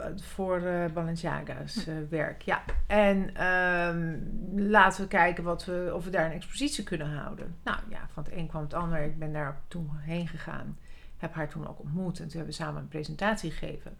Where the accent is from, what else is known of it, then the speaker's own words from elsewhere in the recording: Amsterdam, North Holland, Netherlands; also born or lived in Zurich / Milan / Paris; ik ben geboren in Zurich. Toen zijn we naar Milaan gegaan en uiteindelijk naar Parijs. En toen ik een jaar of zeven was, kwam ik hier in eh, Amsterdam.